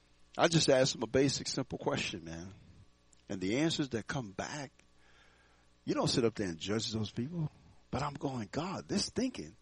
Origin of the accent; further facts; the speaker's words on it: Houston, Texas, United States; now in Fort Collins, United States; I grew up in Houston, Texas